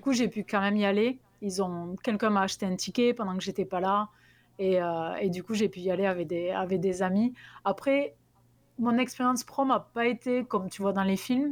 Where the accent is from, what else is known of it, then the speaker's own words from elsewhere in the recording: Albi, Occitania, France; accent: south-west French; moved away as an adult; also born or lived in San Diego, United States; now in Tennessee, United States; je suis originaire du sud-ouest de la France, donc d'Albi, du Tarn plus précisément, d'où vient le l'accent que j'ai gardé